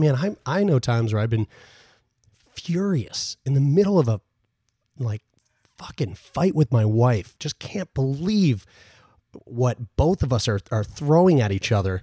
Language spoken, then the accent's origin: English; Newfoundland and Labrador, Canada; my whole family, we're all from Newfoundland